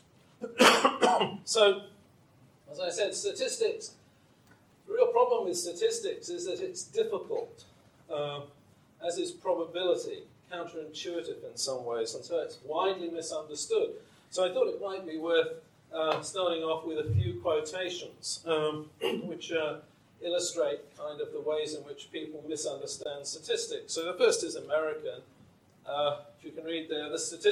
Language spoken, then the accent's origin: English; England, United Kingdom; when I was growing up in England